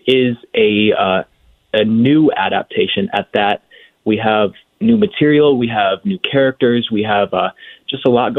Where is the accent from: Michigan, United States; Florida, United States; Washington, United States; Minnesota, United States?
Michigan, United States; I am from Michigan